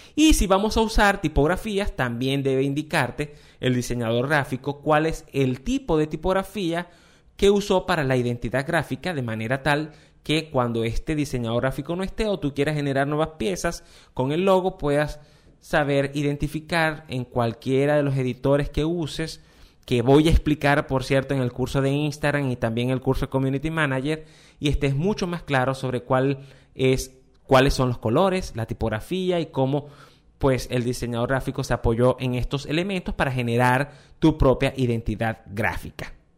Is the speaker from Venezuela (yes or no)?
yes; Venezuela; en mi país, en Venezuela